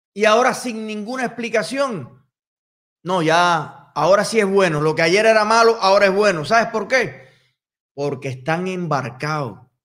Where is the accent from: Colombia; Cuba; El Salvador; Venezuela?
Cuba; Y soy cubano.